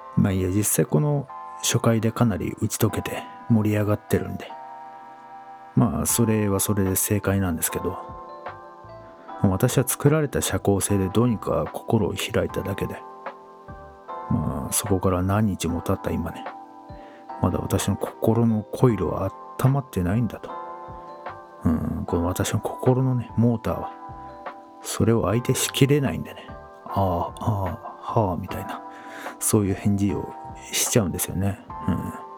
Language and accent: Japanese; Edokko, Tokyo, Japan; 父から、えー、お前は江戸っ子だからと。江戸っ子らしく振る舞えと。そう育てられてきたんですが